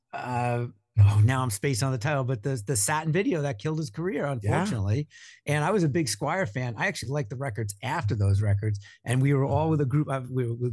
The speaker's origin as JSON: {"language": "English", "area": "Long Island", "region": "New York", "country": "United States", "tie": "born or raised there", "also_born_or_lived": "Connecticut / Minnesota", "moved": "as an adult", "said": "I grew up in Long Island"}